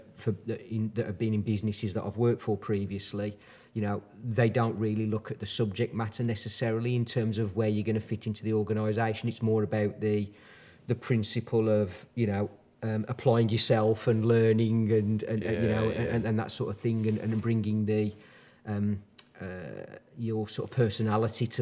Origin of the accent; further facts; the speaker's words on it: Dudley, West Midlands, United Kingdom; also born or lived in Birmingham; now in Wombourne, United Kingdom; I was born and bred in the Black Country. So I was born in Dudley originally, or on the outskirts